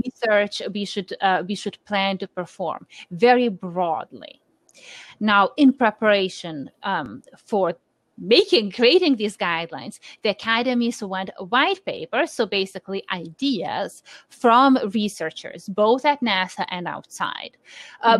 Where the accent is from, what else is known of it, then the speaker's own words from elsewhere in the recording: Lithuania; moved away; I'm born and raised in Lithuania